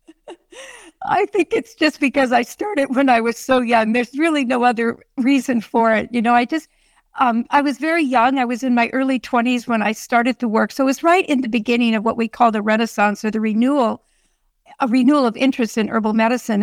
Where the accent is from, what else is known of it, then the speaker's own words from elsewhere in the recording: Sonoma County, California, United States; I grew up on a dairy farm out in that beautiful area